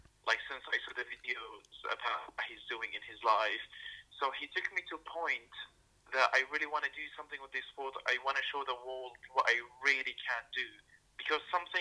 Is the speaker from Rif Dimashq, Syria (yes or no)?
no; Damascus, Damascus Governorate, Syria; now in London, United Kingdom; I'm from Syria, from Damascus, and I do live in London as a refugee.